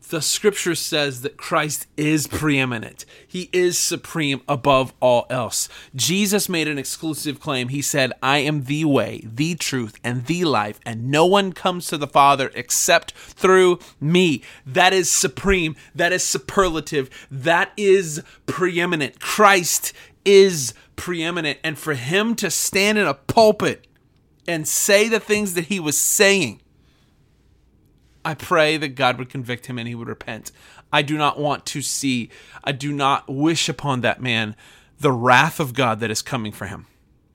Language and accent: English; Oklahoma, United States; what happened in my hometown here in Oklahoma with the public square display of debauchery on the stage